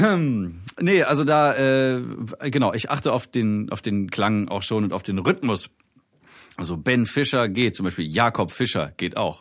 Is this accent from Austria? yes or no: no; Germany; bei uns in Deutschland